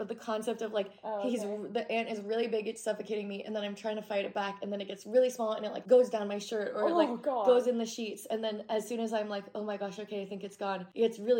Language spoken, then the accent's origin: English; Oregon, United States; I used to be fine with snakes, like garden snakes, like growing up in Oregon.